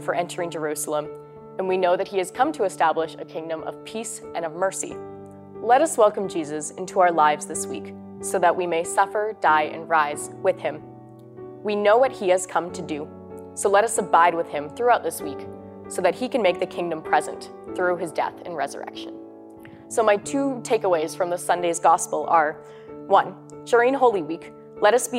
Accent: St. Albert, Alberta, Canada; I'm from St. Albert, Alberta, and I'm a third-year student at St. Therese

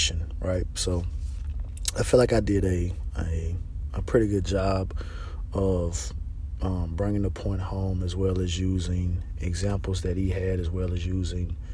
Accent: Mississippi, United States; I'm from Mississippi. I'm in the South, right?

